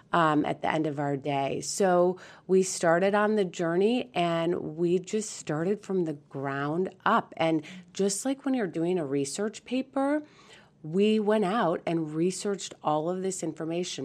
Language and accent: English; San Diego, California, United States; also born or lived in Beaumont, Texas; we are from San Diego